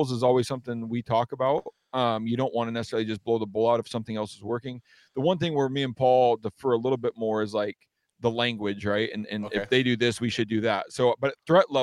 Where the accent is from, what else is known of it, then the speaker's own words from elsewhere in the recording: Western Washington, United States; growing up in Western Washington is a lot different aside from maybe like North Idaho, cause it's a jungle here